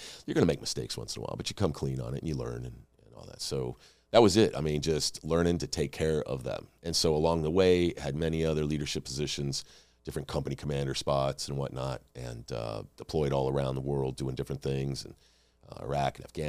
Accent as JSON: {"language": "English", "region": "California", "country": "United States", "tie": "born or raised there", "said": "I grew up in California. We moved around a lot."}